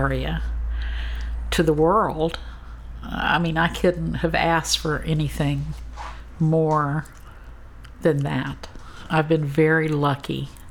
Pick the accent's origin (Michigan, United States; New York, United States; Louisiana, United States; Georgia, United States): Louisiana, United States; Southwest; my hometown where I grew up. I've been able to live here